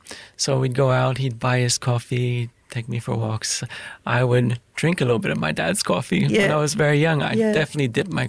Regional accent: Quebec, Canada; moved away as an adult; now in Australia; I'm from Quebec, Canada, the French side of Canada. I grew up in an Italian neighborhood, where it was a French-Italian neighborhood, and it was a pretty close community.

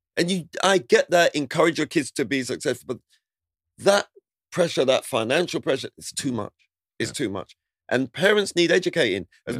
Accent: London, United Kingdom; growing up in Southeast London in Lewisham

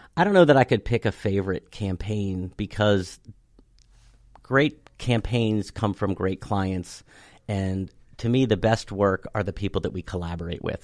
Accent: Cockeysville, Maryland, United States; I grew up in Cockeysville, uh, went to school out there

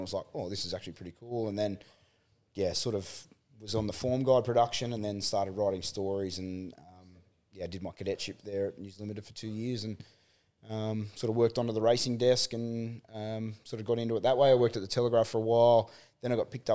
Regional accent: Sydney, New South Wales, Australia; moved away as an adult; also born or lived in Canberra; I grew up in Sydney, out near Hawkesbury, near Windsor Way

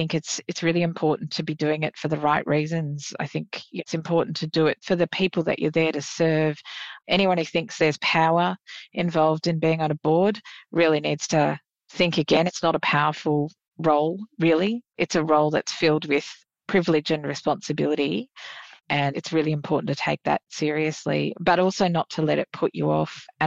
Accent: Queensland, Australia; I'm a Queenslander

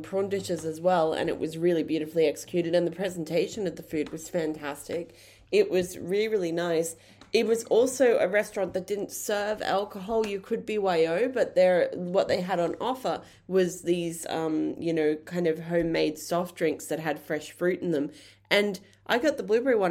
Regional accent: Brisbane, Queensland, Australia; moved away as an adult; now in Tasmania, Australia; We're from Brisbane

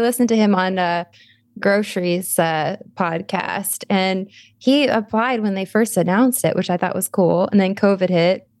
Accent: Arizona, United States; We're both from Arizona

